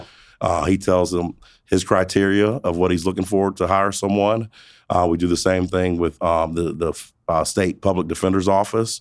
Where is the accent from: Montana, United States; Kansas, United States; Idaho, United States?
Kansas, United States; Protection; also born or lived in Montgomery, Alabama; now in Wichita, United States; I was born in Montgomery, Alabama. Lived there the first 10 years of my life. My parents split. Uh, we ended up moving back to my mother's hometown, which is Protection, Kansas